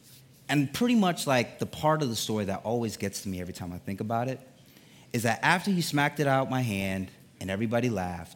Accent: Connecticut, United States; I grew up in Connecticut. That's where I'm from, Connecticut

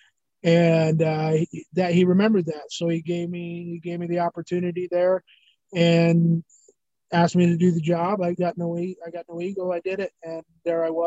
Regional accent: Nebraska, United States; moved away; also born or lived in Atlanta, Georgia / Omaha, Nebraska; I'm from Nebraska originally. So I moved from Atlanta there

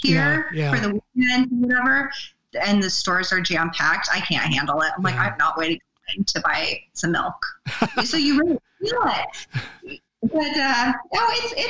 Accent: United States; moved away as an adult; now in Oppdal, Norway; I'm from a small town, and then now I live in a town of 6,000 people

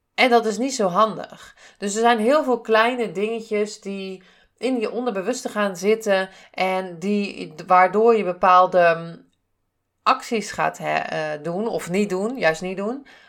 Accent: Zeeland, Netherlands; ik kom uit Zeeland.

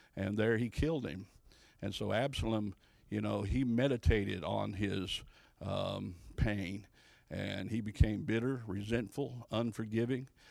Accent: Louisville, Kentucky, United States; also born or lived in Ohio; I'm actually from Louisville, Kentucky

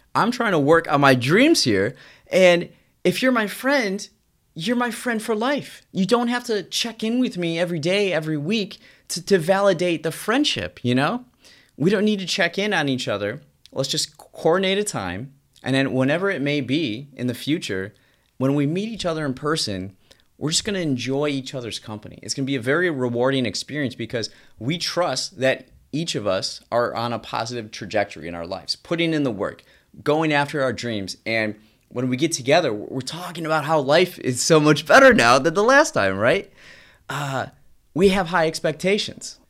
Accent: United States; As an American

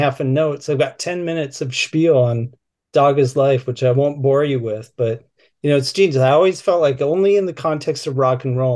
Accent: Minneapolis, Minnesota, United States; growing up in Minneapolis in the 1980s

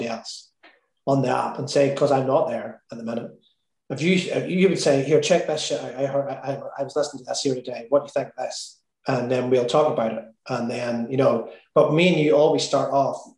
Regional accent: Northern Ireland, United Kingdom; I'm Irish

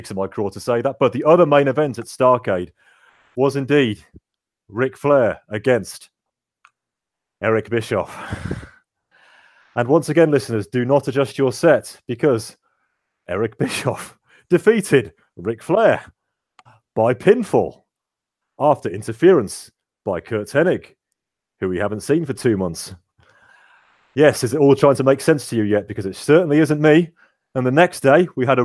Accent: Birmingham, West Midlands, United Kingdom; I'm from Birmingham

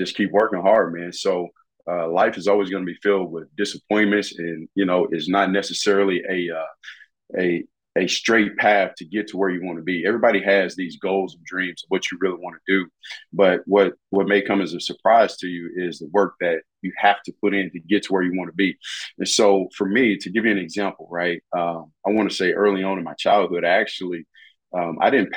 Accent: Gluckstadt, Mississippi, United States; I grew up in Mississippi in a small town called Gluckstadt, Mississippi.

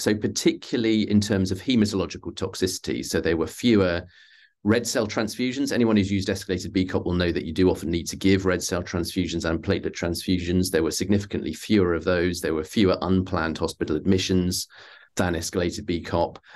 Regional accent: United Kingdom; I'm a Brit

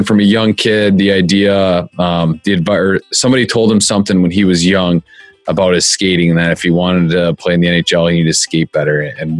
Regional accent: United States; growing up as an American

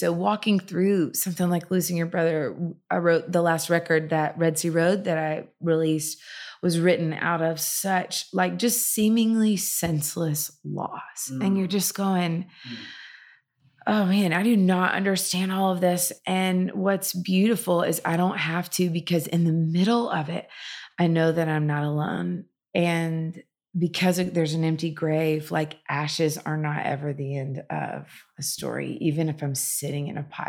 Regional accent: the South, United States; I grew up in the South in the church and I was experiencing freedom like I never knew existed.

